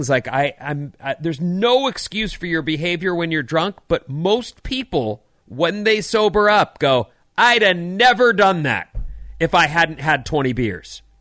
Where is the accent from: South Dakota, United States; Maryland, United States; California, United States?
California, United States; born and raised in California. I'm a Californian.